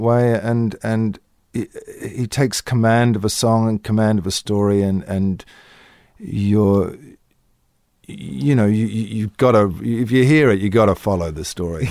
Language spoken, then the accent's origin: English; Australia; moved away as an adult; in this little country town